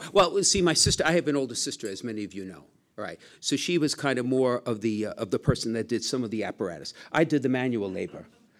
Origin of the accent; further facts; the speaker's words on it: New York City, New York, United States; now in Connecticut, United States; everybody knows I'm from Brooklyn